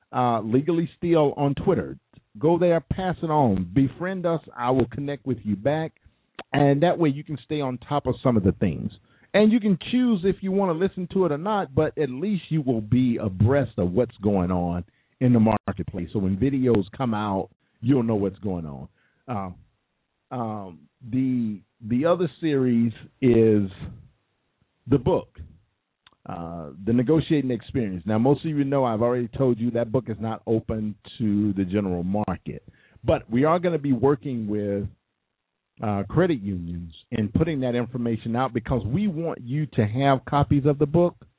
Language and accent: English; United States; I was born I I was born in America. I was born and bred.